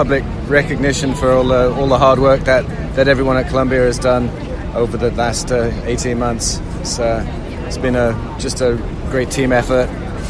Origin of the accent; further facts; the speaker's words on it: England, United Kingdom; moved away; I grew up in England.